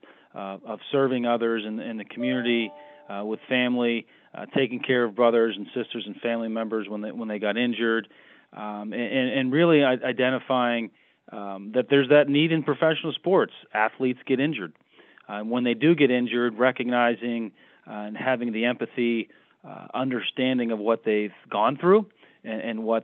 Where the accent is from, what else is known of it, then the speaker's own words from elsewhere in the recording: Pittsburgh, Pennsylvania, United States; moved away as an adult; also born or lived in Cleveland / Los Angeles; Born and raised in Pittsburgh